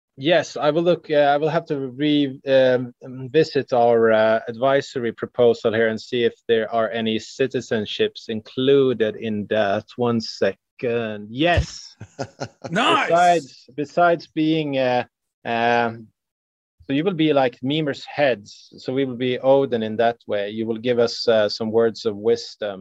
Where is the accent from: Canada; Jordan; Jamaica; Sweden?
Sweden; since we're from Sweden, uh, we have our heritage of uh, Old Norse mythology